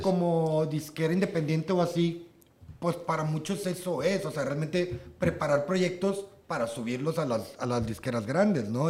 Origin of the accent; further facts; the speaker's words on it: Matamoros, Tamaulipas, Mexico; moved away; also born or lived in Monterrey; nosotros tenemos una bandilla de punk, somos de Matamoros